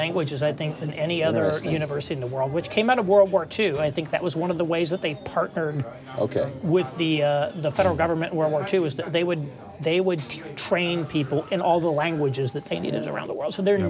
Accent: Indiana, United States; my home state of Indiana had a very heavy Quaker influence.

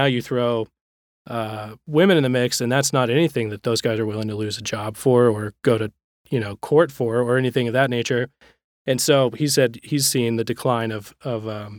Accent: Texas, United States; I grew up in Texas, north of Ed Young's churches

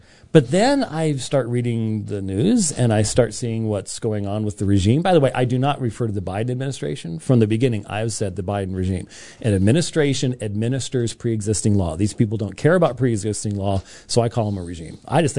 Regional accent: Scotland, United Kingdom; I'm Scottish, and so Scottish people think the world's going to end all

